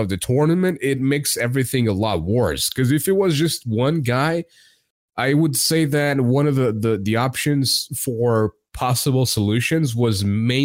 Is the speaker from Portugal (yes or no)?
yes; Portugal; I'm not an American. I'm Portuguese, and I'm in Portugal